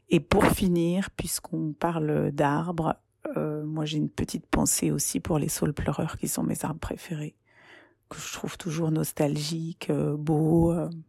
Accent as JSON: {"language": "French", "town": "Paris", "region": "Île-de-France", "country": "France", "tie": "born there", "said": "je suis née à Paris en 1970, où je vis."}